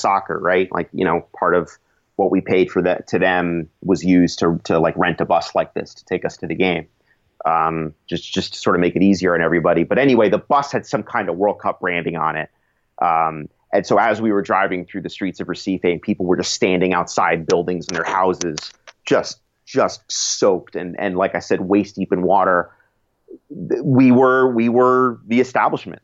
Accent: United States; as an American journalist, uh, you know, my country didn't qualify

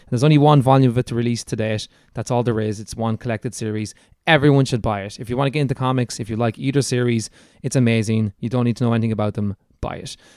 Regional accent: Ireland; accent: Irish; It's my Irish accent

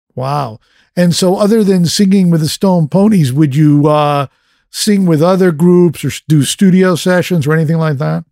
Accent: East Coast, United States; now in West Coast, United States; I'm from the East Coast, I live on the West Coast

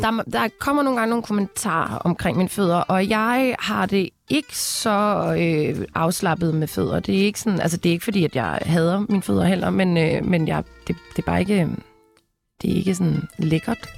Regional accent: Denmark; jeg er jo fra Grænsted

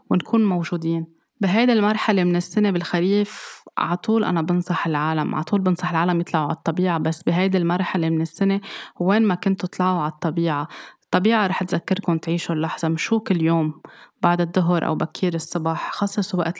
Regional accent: Lebanon; أنا في عندي بضيعة آه، اللي ربيت فيها بلبنان بس كنت بتذكرني كتير فصل الخريف

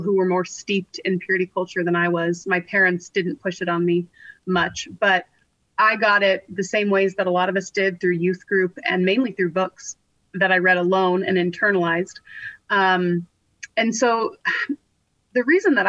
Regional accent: California, United States; I grew up in California

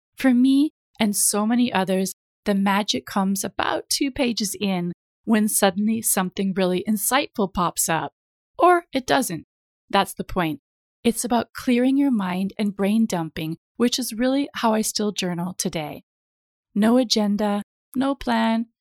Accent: United States; moved away as an adult; now in London, United Kingdom; I grew up in the States, I have lived over half of my life in the U K now

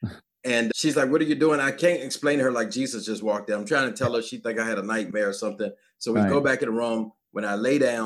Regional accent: Virginia, United States; I'm from Virginia, grew up in my household

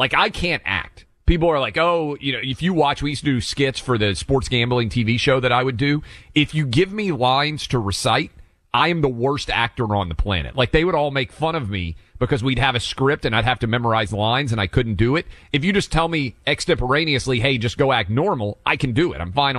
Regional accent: Nashville, Tennessee, United States; I'm born and raised in Nashville.

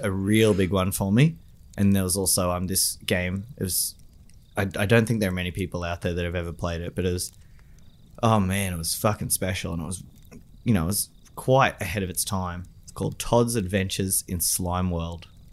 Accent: Australia; my hometown, Sugar Cane

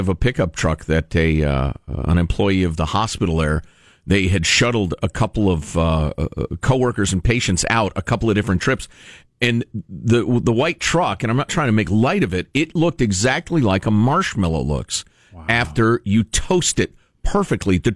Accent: Chicago, Illinois, United States; I, I grew up in Chicago. Black people said it all the time.

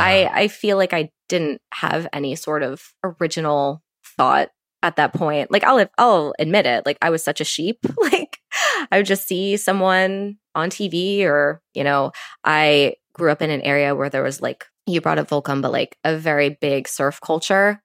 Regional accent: Virginia Beach, Virginia, United States; Growing up in Virginia Beach

